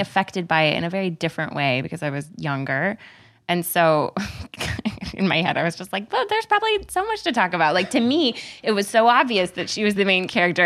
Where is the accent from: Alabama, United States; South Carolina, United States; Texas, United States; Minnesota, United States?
Texas, United States; I'm from Texas.